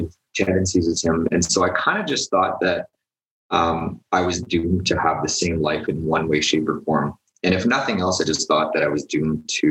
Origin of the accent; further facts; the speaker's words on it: Edmonton, Alberta, Canada; I grew up in Edmonton